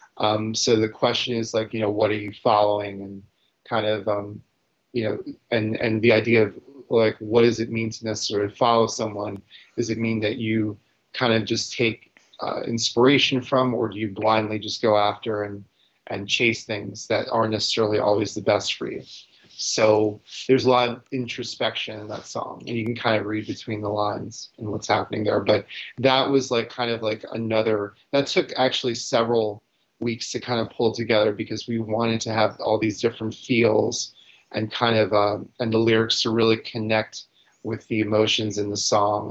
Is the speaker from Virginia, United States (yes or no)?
no; New York City, New York, United States; growing up in New York